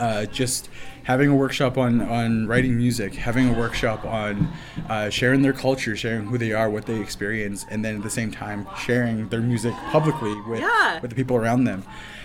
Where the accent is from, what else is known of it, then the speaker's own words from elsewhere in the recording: Piikani Nation and Siksika Nation, Treaty 7, Alberta, Canada; I come from the Blackfoot people. Specifically, I come from the Yamaskapi Piikani Nation and the Siksika Nation here in Treaty 7.